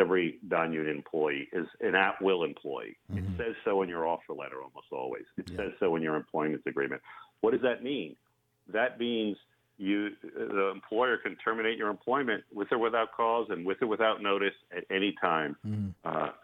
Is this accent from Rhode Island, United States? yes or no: no; Long Island, New York, United States; now in Half Moon Bay, United States; I grew up on Long Island